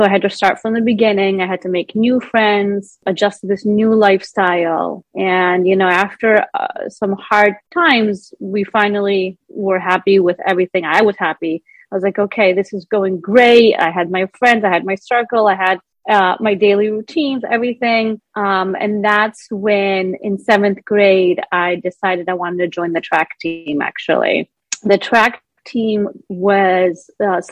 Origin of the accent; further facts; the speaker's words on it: Greece; also born or lived in Rhode Island, United States; they decided to move us back to Greece at a young age when I was about 6 years old.